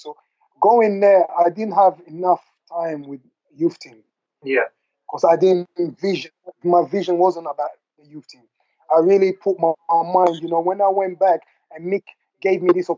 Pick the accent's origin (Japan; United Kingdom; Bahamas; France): United Kingdom; London; also born or lived in Democratic Republic of the Congo; I grew up in London with the people that I grew up